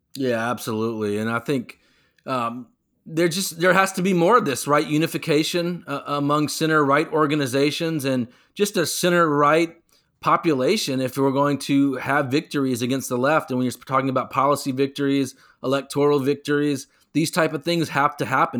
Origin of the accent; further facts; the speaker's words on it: North Carolina, United States; as people of North Carolina